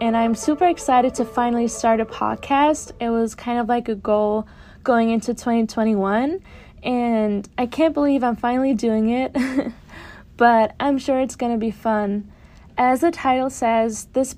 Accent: Germany; moved away as an adult; now in near New York City, United States; I was born and raised in Germany, and I came to the United States in the fall of 2018 as a freshman.

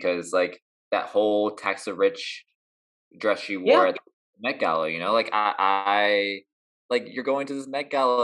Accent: Columbus, Ohio, United States; I grew up in Columbus, Ohio

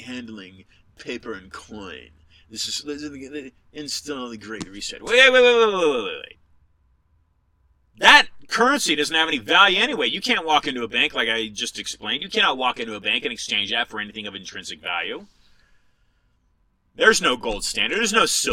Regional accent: California, United States; also born or lived in San Francisco; I was born in California. I'm a California native, fifth generation.

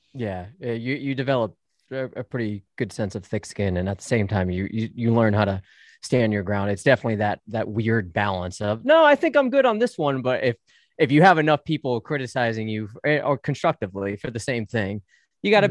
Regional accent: United States; I'm an American

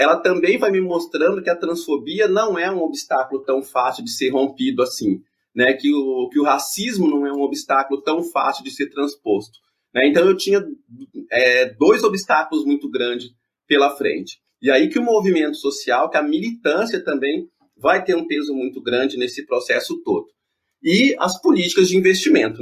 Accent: interior of Paraná, Brazil; eu venho do interior do Paraná, eu cresci numa cidade pequena

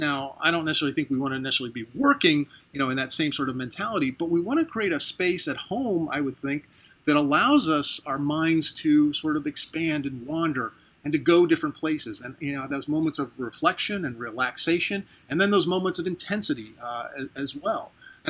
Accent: St. Petersburg, Florida, United States; Of course, I love my hometown. I live in St. Petersburg, Florida. It's a beautiful city.

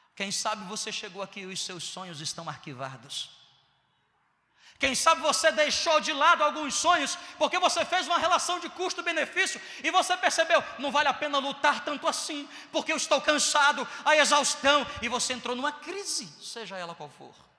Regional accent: Northeast Region, Brazil; also born or lived in Southeast Brazil; eu sou nordestino

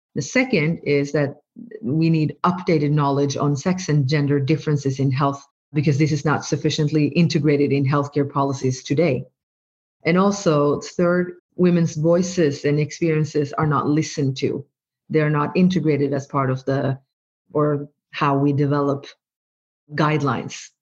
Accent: Norway; first language Norwegian; English is a second language; english or norwegian which is my mother tongue but my parents are from from bangladesh and so i i growing up i also was taught bengali

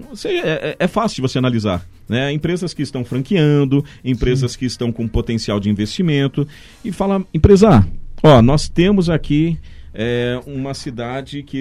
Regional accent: São Paulo, Brazil; Então, como eu sou de São Paulo, eu uhum. vejo muita gente sai, se deslocando de São Paulo até Valinhos

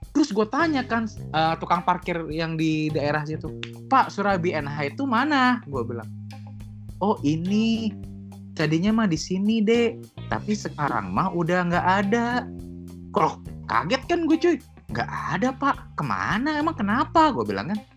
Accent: West Java, Indonesia; udah untung sama-sama di Jawa Barat di kampung gua malah akhirnya di situ gua langsung lah cabut ke kampung gua

